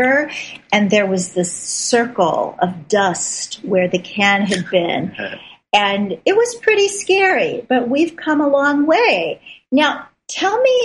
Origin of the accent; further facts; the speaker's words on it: Midwest, United States; I'm from the Midwest